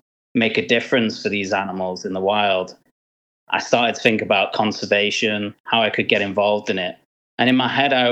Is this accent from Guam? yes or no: no; Manchester, North West England, United Kingdom; when I was growing up in Manchester.